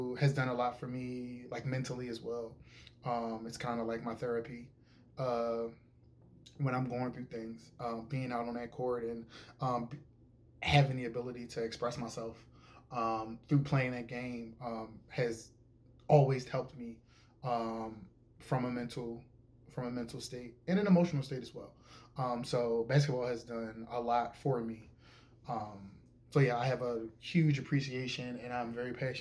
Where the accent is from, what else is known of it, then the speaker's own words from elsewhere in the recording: Philadelphia, Pennsylvania, United States; I am from Philadelphia, Pennsylvania. I am born and raised. I've been here my entire life.